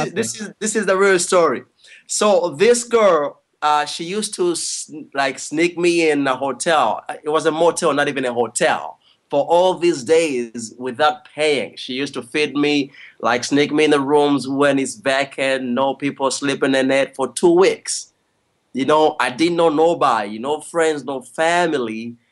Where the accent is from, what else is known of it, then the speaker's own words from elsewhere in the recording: Kampala, Central Region, Uganda; also born or lived in New York; now in Los Angeles, United States; Okay, I'm from Uganda, East Africa. Wow. I was born in Kampala. Yeah, I was born in Kampala.